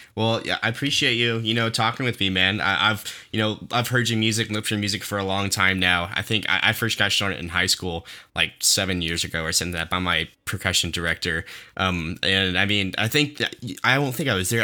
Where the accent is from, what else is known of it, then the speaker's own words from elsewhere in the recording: Owasso, Oklahoma, United States; growing up in Owasso